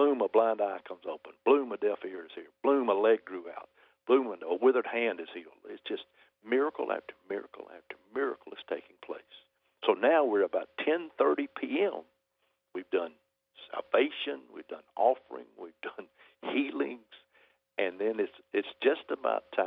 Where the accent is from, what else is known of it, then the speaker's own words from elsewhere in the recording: Alabama, United States; from Alabama